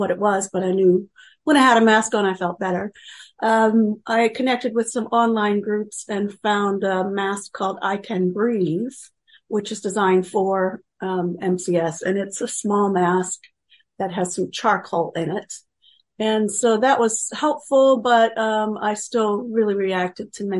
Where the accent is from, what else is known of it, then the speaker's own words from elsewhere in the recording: Pennsylvania, United States; moved away; also born or lived in Kansas; I grew up in Pennsylvania and ended up working most of my professional life in Kansas.